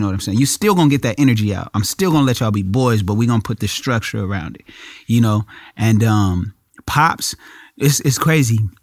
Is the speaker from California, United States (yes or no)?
yes; Inglewood, California, United States; I'm from Inglewood